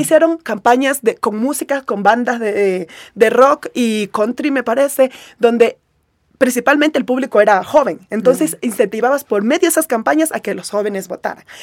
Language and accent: Spanish; Esmeraldas, Ecuador; en Esmeraldas, en mi tierra